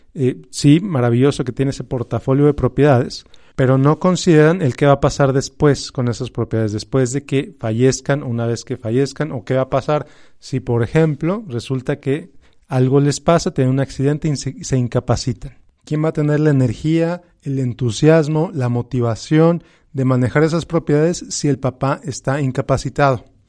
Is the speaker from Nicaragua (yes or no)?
no; Mexico; como hispanos, como mexicanos, como latinos